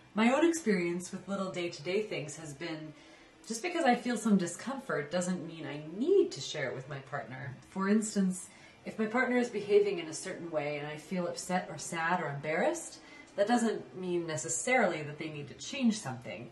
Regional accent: Midwest, United States; I was raised in the Midwest

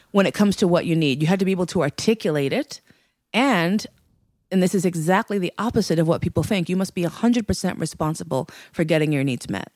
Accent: New York City, New York, United States; also born or lived in West Coast; I was born actually in New York Hospital in New York City

